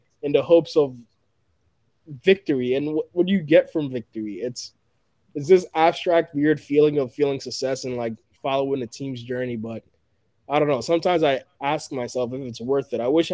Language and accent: English; Ghana; moved away; I was born in Ghana